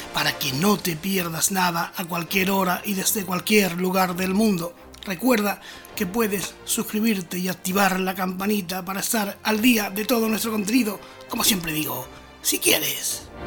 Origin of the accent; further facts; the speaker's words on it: Andalusia, Spain; mi tierra, por Andalucía